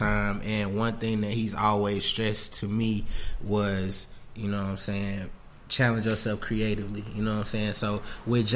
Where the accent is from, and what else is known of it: Tuscaloosa, Alabama, United States; born or raised there